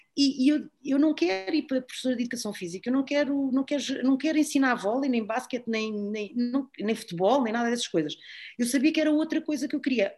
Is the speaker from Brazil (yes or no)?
no; Algés, Lisbon, Portugal; eu vivia ali em Algés e, portanto, ah, andava no Algés e da Fundo